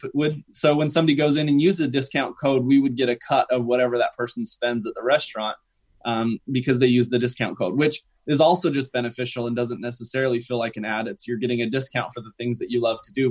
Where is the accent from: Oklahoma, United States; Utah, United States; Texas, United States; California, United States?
Utah, United States; Salt Lake City; I'm from Salt Lake City